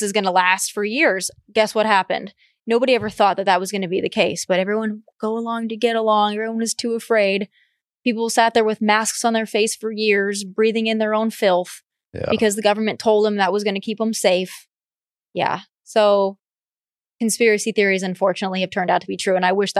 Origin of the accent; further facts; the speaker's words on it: South Dakota, United States; So I'm from South Dakota